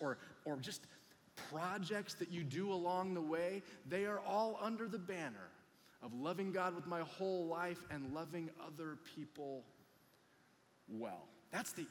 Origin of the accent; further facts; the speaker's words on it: Huntington Beach, California, United States; we're from Huntington Beach